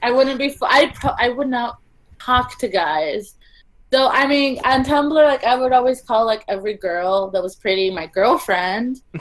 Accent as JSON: {"language": "English", "town": "Los Angeles", "region": "California", "country": "United States", "moved": "as an adult", "lives_now": "Toronto, Canada", "said": "I'm from Los Angeles"}